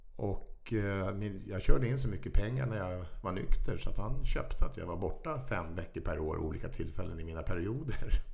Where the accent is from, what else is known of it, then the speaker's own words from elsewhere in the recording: Stockholm, Stockholm County, Sweden; also born or lived in Vaxholm / Farsta; Stockholms södra förorter